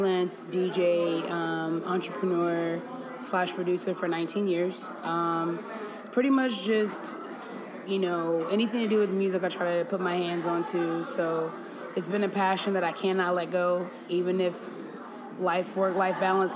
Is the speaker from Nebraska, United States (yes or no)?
no; Nashville, Tennessee, United States; I'm from Nashville, Tennessee